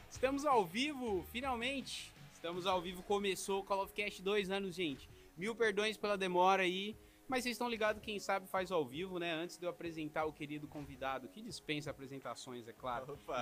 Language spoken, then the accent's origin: Portuguese; São Paulo, Brazil; now in Joinville, Brazil; Eu tô é. morando é. em Joinville agora, mas eu sou de São Paulo, né? Morei 21 anos lá